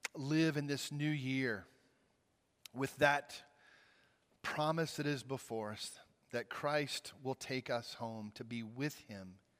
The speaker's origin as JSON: {"language": "English", "region": "Mississippi", "country": "United States", "tie": "born or raised there", "moved": "as an adult", "lives_now": "Virginia, United States", "said": "I grew up in Mississippi. I spent the first twenty-three years of my life there"}